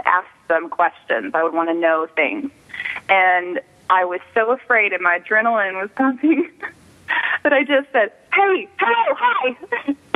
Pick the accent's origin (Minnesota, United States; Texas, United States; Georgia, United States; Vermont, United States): Texas, United States; Sherman; now in Los Angeles, United States; I was born and raised in Sherman, Texas